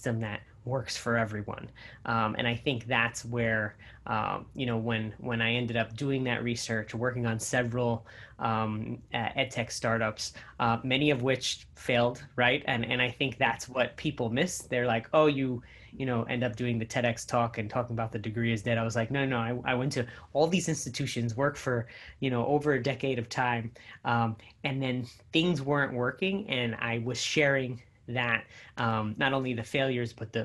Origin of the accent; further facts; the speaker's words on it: New Jersey, United States; I am by heritage Puerto Rican, but born in New Jersey